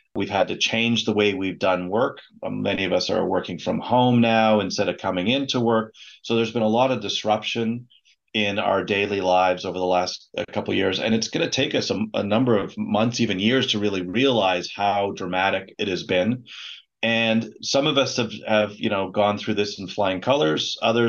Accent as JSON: {"language": "English", "country": "Canada", "also_born_or_lived": "Moscow, Russia / Beijing, China", "said": "I'm actually a Canadian physician, but done a lot of my work internationally."}